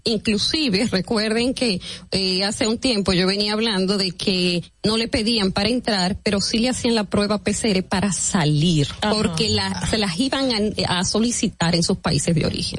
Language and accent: Spanish; Dominican Republic; nosotros, que somos los ciudadanos dominicanos y los que pagamos impuestos